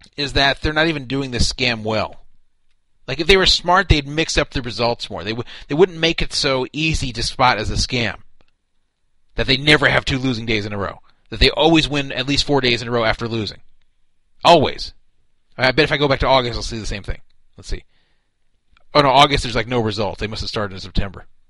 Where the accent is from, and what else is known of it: United States; also born or lived in Los Angeles